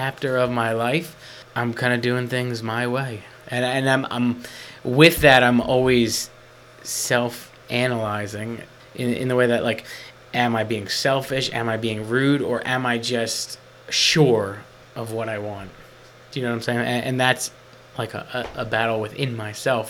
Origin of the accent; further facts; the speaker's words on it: Atlantic County, New Jersey, United States; I grew up in Atlantic County